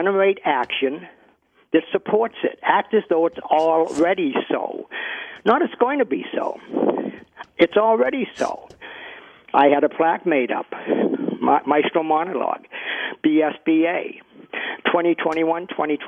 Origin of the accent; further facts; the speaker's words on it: Boston, Massachusetts, United States; Here I am from Boston, the very opposite accent